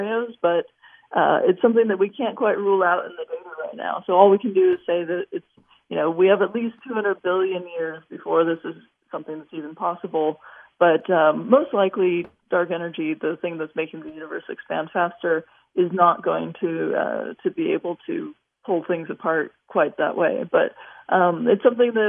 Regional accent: Los Angeles, California, United States; I grew up in Los Angeles

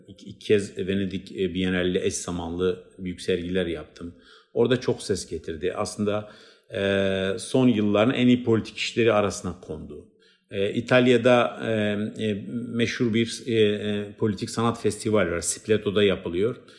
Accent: Batman, Batman Province, Turkey; first language Kurdish; Turkish is a second language; moved away; ben işte Batmanlı bir Kürdüm

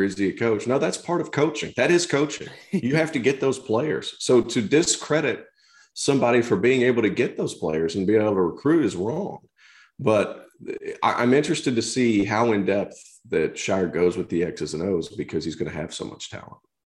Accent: Tennessee, United States; I grew up in Tennessee

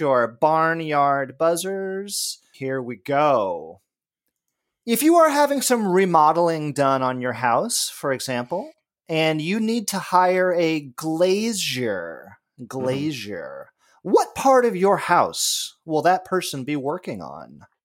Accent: Los Angeles, California, United States; moved away; I grew up in Los Angeles

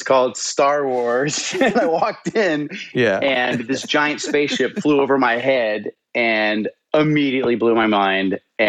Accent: New York, United States; But I grew up in New York with two parents who worked on Wall Street

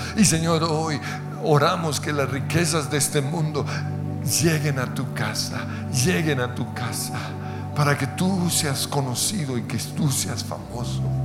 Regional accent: Colombia; Te pedimos perdón como colombianos

